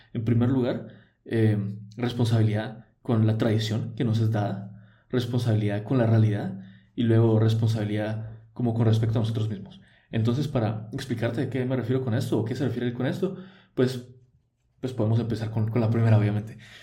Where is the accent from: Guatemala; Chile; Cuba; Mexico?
Guatemala; first language Spanish; yo nací en Guatemala, yo aprendí el español, yo fui criado católico